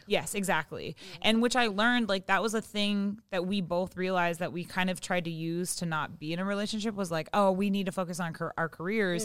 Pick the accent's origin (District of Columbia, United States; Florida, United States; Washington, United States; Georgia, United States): Washington, United States; Seattle; now in Los Angeles, United States; I'm from Seattle and I live